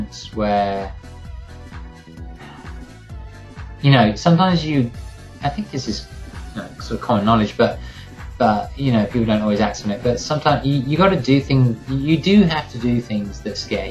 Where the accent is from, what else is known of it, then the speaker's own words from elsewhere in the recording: Worthing, South East England, United Kingdom; moved away as an adult; also born or lived in London; now in New York, United States; I'm not from London. I'm from the south coast, from a little town called Worthing